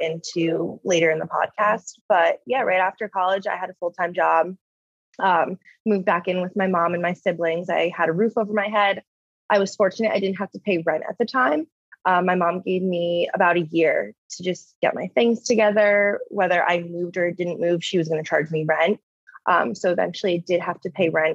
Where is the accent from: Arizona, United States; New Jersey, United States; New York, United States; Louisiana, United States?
New Jersey, United States; moved away as an adult; now in California, United States; I did a winter internship near my hometown in New Jersey